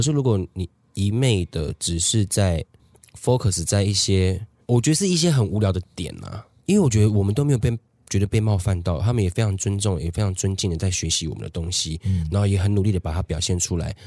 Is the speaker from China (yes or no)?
no; Taiwan; 在我们台湾这，这边生活的